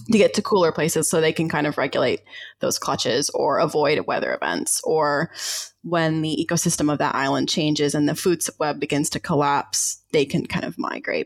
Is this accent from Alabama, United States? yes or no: no; Georgia, United States; moved away as an adult; also born or lived in Ozarks; now in Wellington, New Zealand; I grew up down south in the southern US. I was born in the Ozarks and then raised um, in Georgia